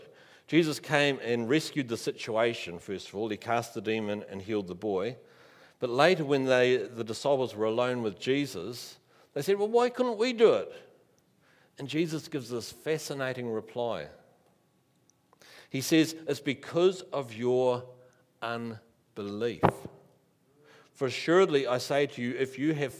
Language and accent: English; Rangiora, Canterbury, New Zealand; When I was a teenager, I grew up in Rangiora.